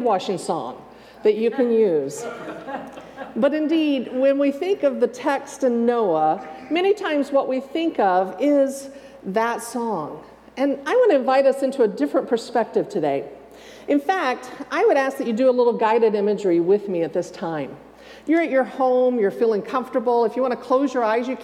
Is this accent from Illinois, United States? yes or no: no; Texas, United States; moved away; I grew up in Texas and every snake was poisonous